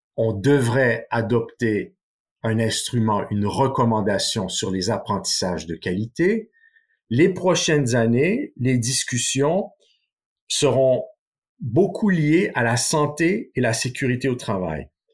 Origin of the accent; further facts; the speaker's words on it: Canada; moved away; mon pays d'origine, le Canada